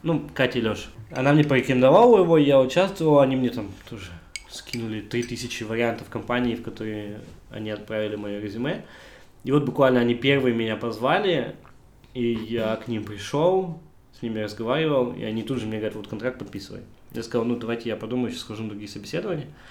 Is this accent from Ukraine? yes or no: no; Almaty, Kazakhstan; moved away as an adult; now in Hamburg, Germany; я единственный казах